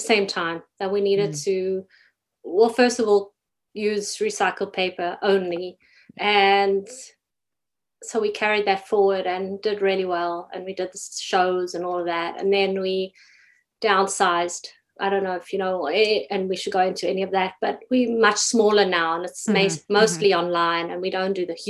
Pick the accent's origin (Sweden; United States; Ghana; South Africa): South Africa; moved away as an adult; now in Toronto, Canada; growing up in South Africa